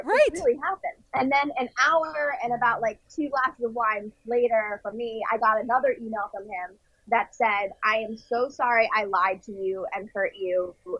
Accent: Westport, Connecticut, United States; now in Los Angeles, United States; there's a sushi place in my hometown of Connecticut

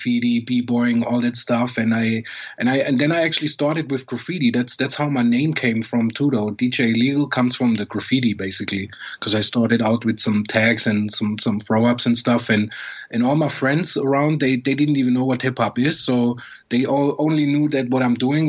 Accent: Germany; I grew up in Germany where, you know, you far away from New York

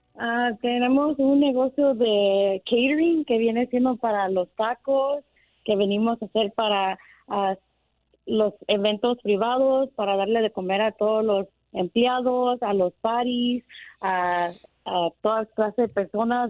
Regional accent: United States; yo soy de aquí, pero mi familia es salvadoreña

